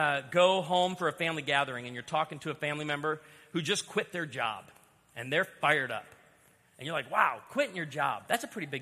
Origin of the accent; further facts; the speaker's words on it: outside of Chicago, Illinois, United States; I was born outside of Chicago